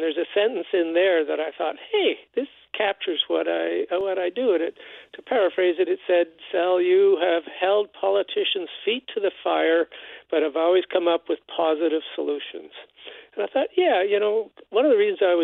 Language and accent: English; Winnipeg, Manitoba, Canada; I grew up in River Heights, you know, a nice middle-class white guy going to Westworth United Church